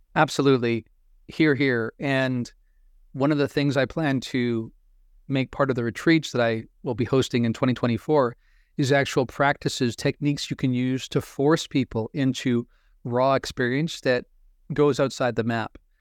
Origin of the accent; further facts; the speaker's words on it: Pacific Northwest, United States; I grew up in the Pacific Northwest